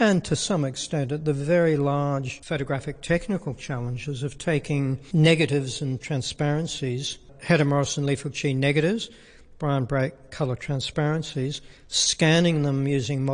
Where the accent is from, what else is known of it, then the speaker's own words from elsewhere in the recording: Australia; I'm an Australian